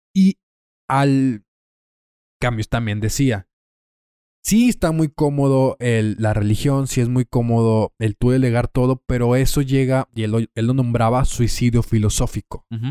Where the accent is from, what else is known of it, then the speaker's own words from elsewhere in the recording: Torreón, Coahuila, Mexico; eres mexicano, somos de Torreón